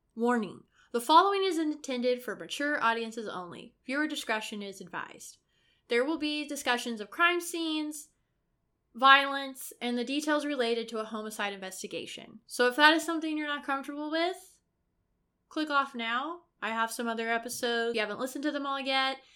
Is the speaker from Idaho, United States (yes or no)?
no; Brown County, Indiana, United States; my small hometown, Brown County, in Indiana